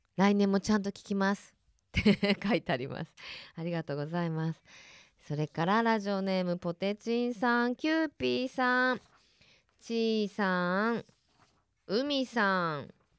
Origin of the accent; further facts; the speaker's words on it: Kansai, Japan; moved away; 私あの出身が関西なので